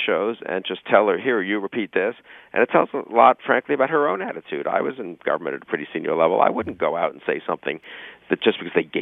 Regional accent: United States; as an American

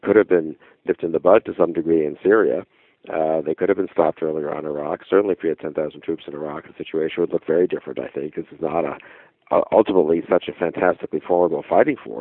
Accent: United States; as an American

